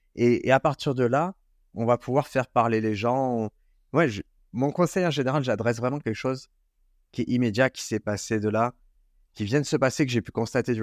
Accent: Marseille, Provence-Alpes-Côte d'Azur, France; c'est chez moi à Marseille

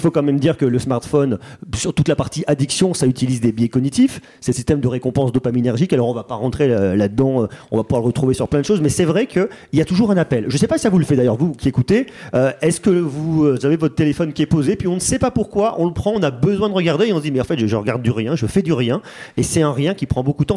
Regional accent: Auvergne-Rhône-Alpes, France; je suis auvergnat

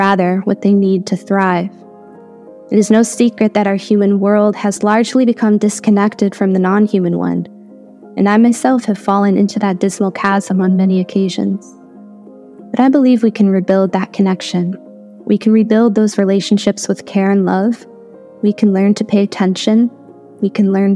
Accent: Chicago, Illinois, United States; moved away as an adult; now in North Carolina, United States; I was born and raised in the Chicagoland area, I currently reside in North Carolina

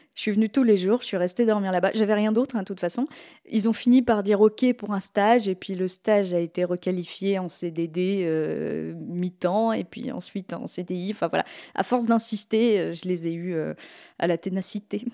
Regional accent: Normandy, France; j'ai été élevée par des potiers un petit peu hippies en Normandie

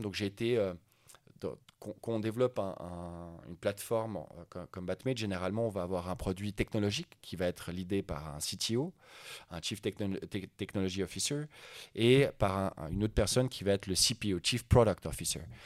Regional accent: Lausanne, Vaud, Switzerland; also born or lived in Sweden; je suis né à Lausanne, je suis à moitié suédois, moitié suisse

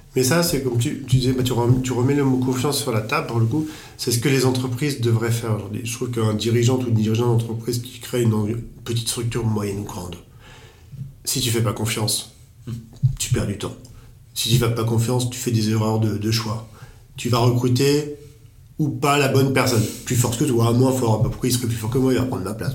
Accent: France; nous en tant que Français

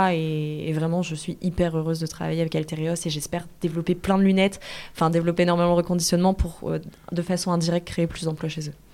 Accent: Lille, Hauts-de-France, France; je suis de Lille

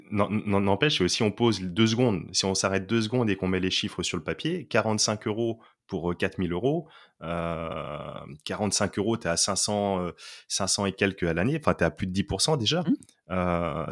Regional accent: Poitiers, Nouvelle-Aquitaine, France; je suis originaire de Poitiers, donc une ville province

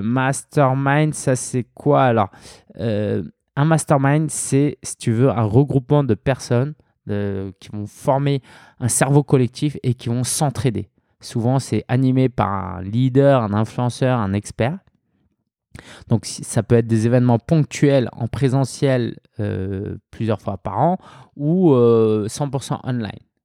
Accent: France; je suis français, je suis né en France, d'origine chinoise, mes parents étaient chinois.

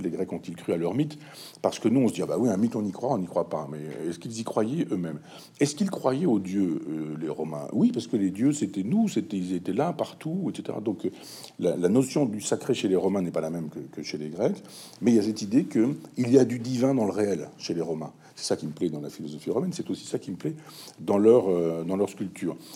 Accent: Chambois, Normandy, France; à Chambois, là mon village natal

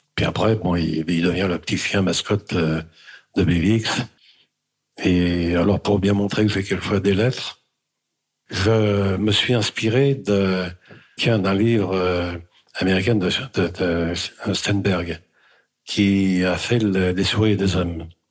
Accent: France; je suis né en France, bien sûr, mais mes parents sont arrivés en France en dix-neuf cent vingt-deux

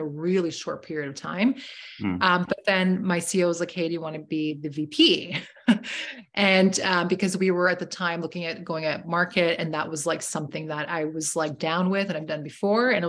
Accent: Toronto, Ontario, Canada; I'm from Toronto

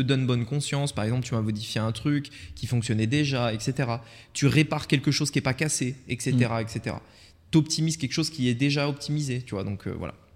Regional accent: Voiron, Auvergne-Rhône-Alpes, France; moved away; dans la ville dans laquelle on a grandi, en France, Voiron entre Grenoble et Lyon

